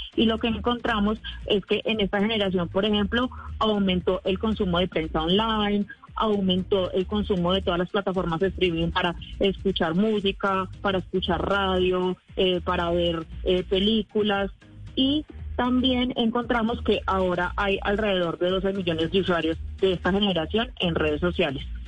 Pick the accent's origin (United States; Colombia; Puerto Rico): Colombia; somos efectivamente una, un país con menos población que otros países